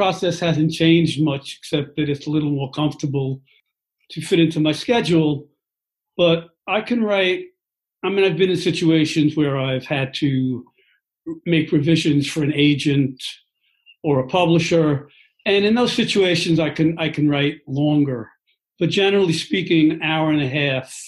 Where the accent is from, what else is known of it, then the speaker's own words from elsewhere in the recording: New York, United States; Growing up in New York can be a wild kind of experience